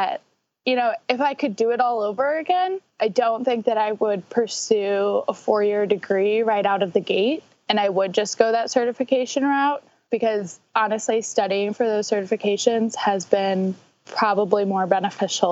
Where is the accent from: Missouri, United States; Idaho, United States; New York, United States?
Missouri, United States; St. Louis; I'm from St. Louis